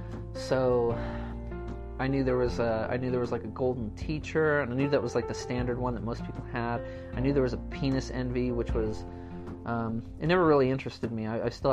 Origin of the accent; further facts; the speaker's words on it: California, United States; So I was kind of like trying to invoke California, my home state, and I was trying to kind of invoke like the feelings, I guess, I got when I was up in, you know, Northern California along the coastline